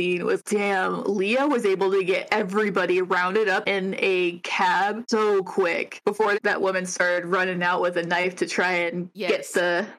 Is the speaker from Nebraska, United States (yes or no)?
no; Ohio, United States; moved away; I'm from Ohio.